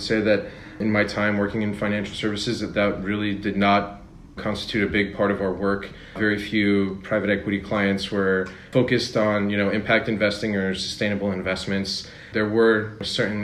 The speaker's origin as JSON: {"language": "English", "region": "New Jersey", "country": "United States", "tie": "born or raised there", "also_born_or_lived": "Pennsylvania / New York", "moved": "as an adult", "lives_now": "Paris, France", "said": "I was born in New Jersey, where I was raised until I went to school in Pennsylvania"}